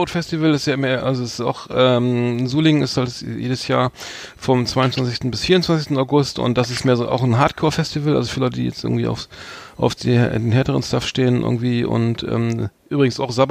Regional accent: Wales, United Kingdom; German is a second language; Ich komme aus Wales.

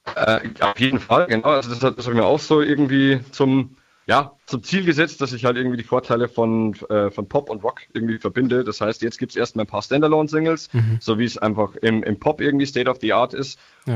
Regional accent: Niedertaufkirchen, Bavaria, Germany; ich bin aus dem Landkreis Mühldorf, genauer Niederdorfkirchen

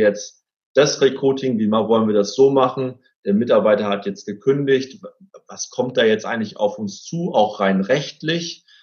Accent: Cloppenburg, Lower Saxony, Germany; aus meiner Heimatstadt, aus Kloppenburg

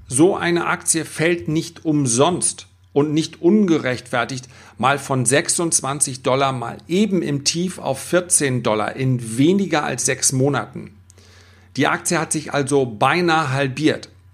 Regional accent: Germany; wir als Deutscher

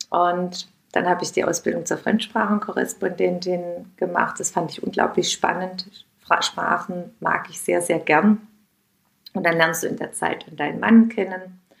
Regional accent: Heilbronn, Baden-Württemberg, Germany; Da gab es zwei kleine, kleine ähm, Lädchen bei uns in meiner Heimatstadt in Heilbronn, wo es dann so eine kleine Auswahl gab an Bio- und Demeter-Angeboten.

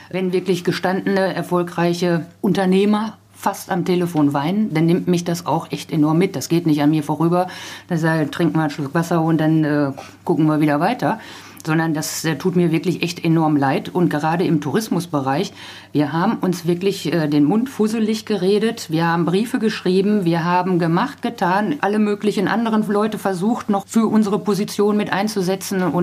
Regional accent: Lippe, North Rhine-Westphalia, Germany; Also ich bringe es auch überall an wo ich herkomme, versuche das auch in jeder Rede irgendwo mit unterzubringen.

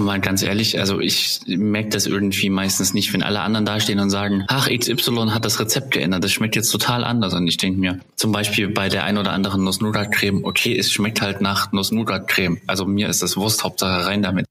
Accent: East Germany, Germany; ich bin ja ein Kind der DDR

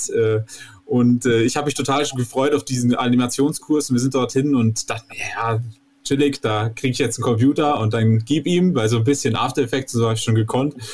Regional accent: Vorarlberg, Austria; Ich komme äh, ursprünglich aus äh, Oberstdorf beziehungsweise aus dem kleinen Walsertal. Also ich bin auch Österreicher. Man hört es eigentlich nicht, weil ich aus dem Touristenort komme.

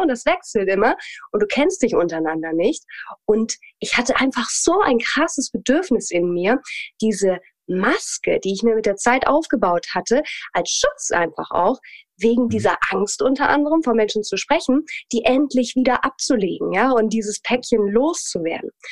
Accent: Hamelin, Lower Saxony, Germany; also born or lived in Hanover; Also ich komme ursprünglich tatsächlich aus dem Norden Deutschlands, komme aus Hannover, beziehungsweise geboren bin ich in Hameln und bin da dann aufgewachsen

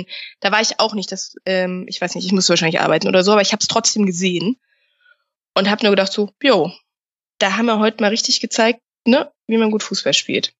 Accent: Rhineland, Germany; bei uns im Rheinland

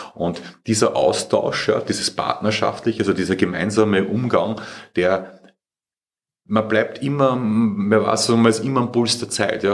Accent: Austria; ich bin ja Österreicher, ich lebe ja

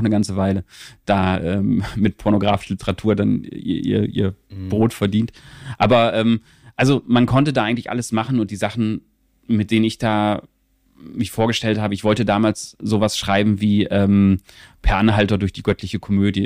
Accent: Venne, Lower Saxony, Germany; ich bin aufgewachsen so in der Nähe von Osnabrück, in so einem mhm. relativ kleinen, ähm, kleinen

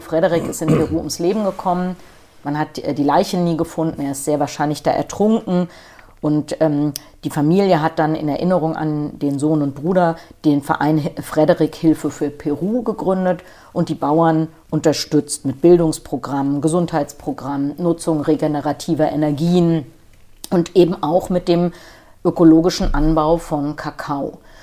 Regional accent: Frankfurt am Main, Hesse, Germany; also born or lived in Schleswig-Holstein; ich bin Frankfurter Major, ich bin hier beim Hol am Holzhausenpark geboren

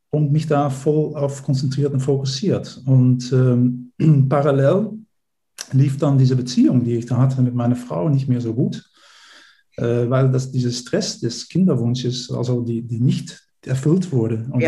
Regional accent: Netherlands; German is a second language; moved away as an adult; also born or lived in Berlin, Germany; now in Germany; ich bin äh, Niederländer, wie man vielleicht auch äh, äh, unschwer äh, hören kann

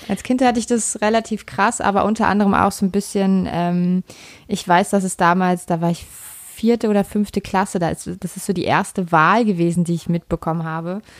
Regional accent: Berlin, Germany; also ich bin ja in Berlin groß geworden. Ich komme aus Ostberlin, ich komme also aus der ehemaligen DDR.

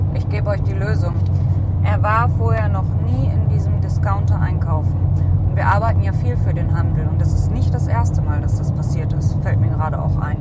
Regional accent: Cologne, North Rhine-Westphalia, Germany; Wir kommen ja aus Köln

